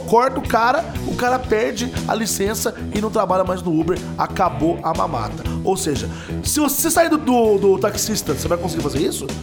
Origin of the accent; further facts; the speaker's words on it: Machado, Minas Gerais, Brazil; Estou em Minas Gerais, sim, na minha cidade natal, Machado, Minas Gerais